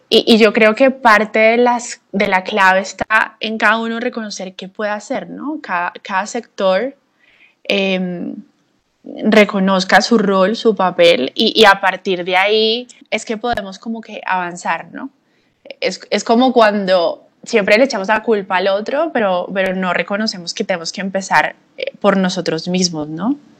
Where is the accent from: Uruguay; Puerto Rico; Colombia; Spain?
Colombia; nosotros como colombianas